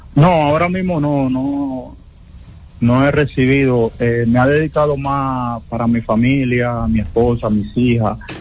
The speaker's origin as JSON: {"language": "Spanish", "town": "Haina", "region": "San Cristóbal", "country": "Dominican Republic", "said": "yo soy de Jaina, pero ya mi corazón es de Santiago"}